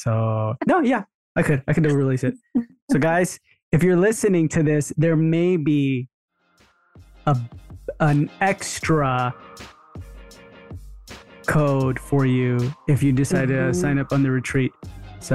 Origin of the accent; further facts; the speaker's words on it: Texas, United States; I grew up in Texas